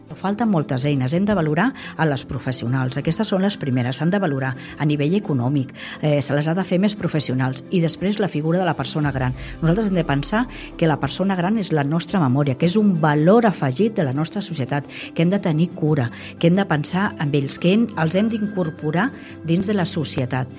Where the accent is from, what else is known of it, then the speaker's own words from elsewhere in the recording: Vilanova i la Geltrú, Catalonia, Spain; now in El Vendrell, Spain; sóc de, del Vendrell, bueno, de Vilanova, però adoptada de, del Vendrell